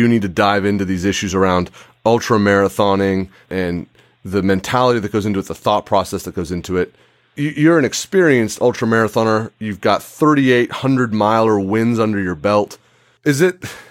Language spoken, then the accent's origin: English; California, United States; when I was a kid growing up in California